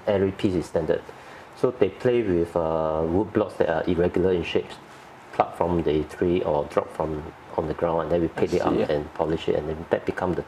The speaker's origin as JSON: {"language": "English", "country": "Singapore", "tie": "born or raised there", "said": "as a Singaporean and born and bred here"}